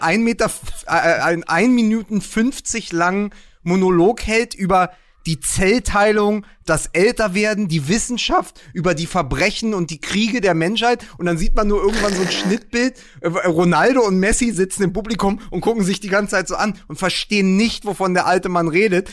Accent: Berlin, Germany; wir als Berliner

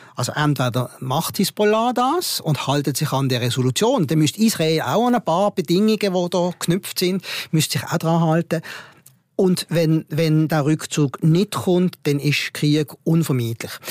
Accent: Switzerland; ich komme aus dem Ausland, ah, ich komme aus der Schweiz

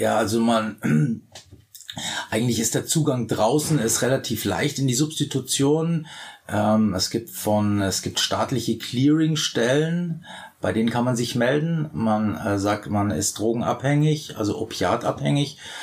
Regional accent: Bavaria, Germany; moved away; ich komme ja aus Bayern

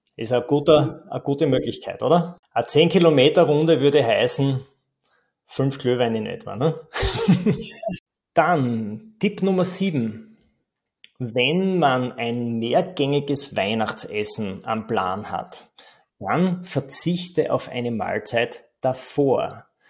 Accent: Styria, Austria; bei uns in der Steiermark

